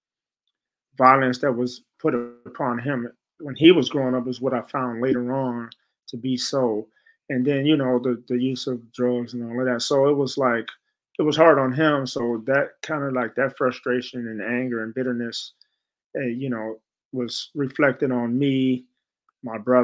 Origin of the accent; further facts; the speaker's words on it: San Francisco, California, United States; also born or lived in Chicago; growing up in San Francisco, we came from Chicago to San Francisco